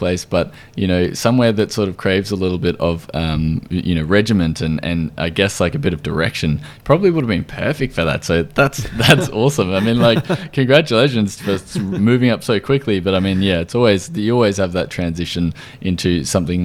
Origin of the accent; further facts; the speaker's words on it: Australia; I am from Australia